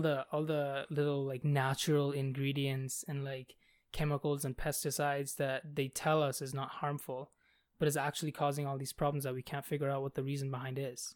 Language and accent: English; Bangladesh; moved away; I come from Bangladesh.